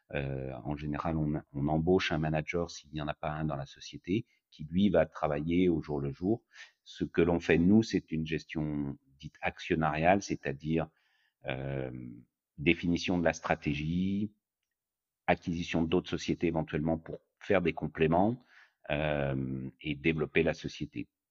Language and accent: French; France; moved away as an adult; also born or lived in Chicago, United States; now in United States; j'ai grandi en France, j'ai fait toutes mes études en France.